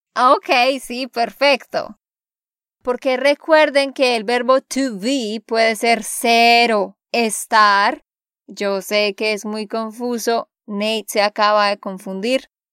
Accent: Santander, Colombia; de Santander, Colombia

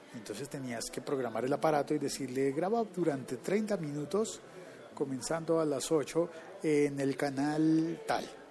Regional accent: Colombia; uno de esos países era Colombia. Es decir, en mi país

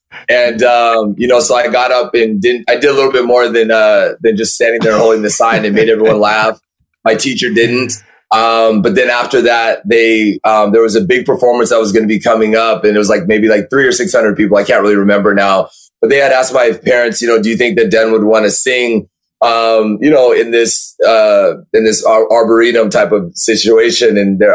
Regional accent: California, United States; So I grew up in Orange County, California, okay, which is like 40 minutes south of Los Angeles.

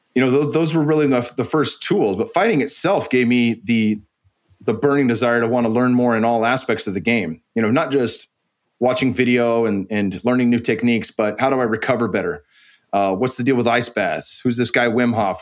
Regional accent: San Jose, California, United States; also born or lived in Arizona; I moved back home from Arizona to train at American Kickboxing Academy. And that, that had been, you know, one of the greatest camps and still to this day is one of the greatest camps in the world. And it was right in my backyard in San Jose

